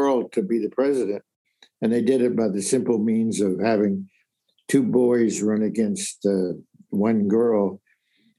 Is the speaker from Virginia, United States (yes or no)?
yes; Richmond, Virginia, United States; moved away; I grew up in Richmond, Virginia.